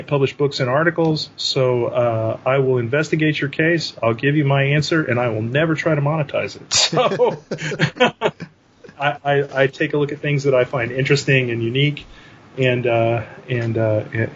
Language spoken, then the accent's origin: English; North Texas, United States; I am from North Texas